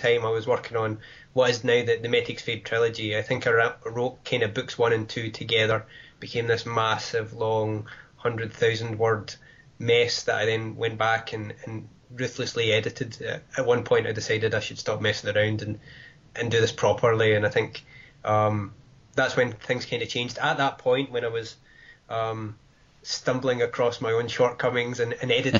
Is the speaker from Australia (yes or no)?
no; Wishaw, Scotland, United Kingdom; now in Glasgow, United Kingdom; I grew up in Wishaw, which is a smaller town, and I live in the city centre now